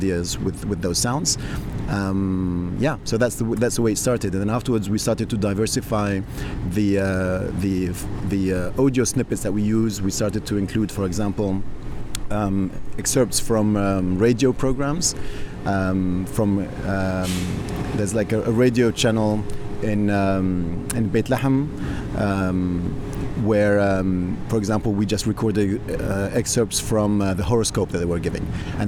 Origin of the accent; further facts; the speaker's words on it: Tunisia; I'm of Tunisian origin. I grew up in Tunisia